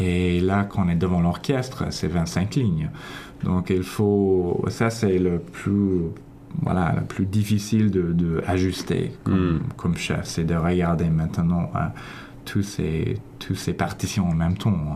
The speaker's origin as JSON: {"language": "French", "town": "Toronto", "region": "Ontario", "country": "Canada", "tie": "born or raised there", "also_born_or_lived": "Paris, France", "first_language": "English", "second_language": "French", "said": "je viens d'ici, de Toronto"}